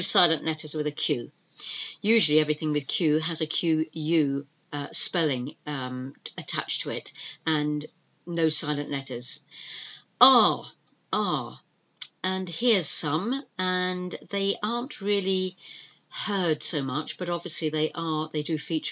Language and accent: English; United Kingdom; We are the British, we are an island here in the UK